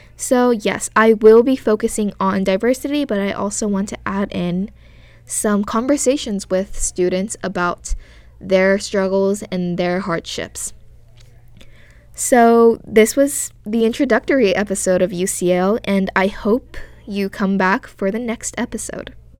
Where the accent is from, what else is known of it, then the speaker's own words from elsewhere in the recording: South Korea; moved away; I was born in South Korea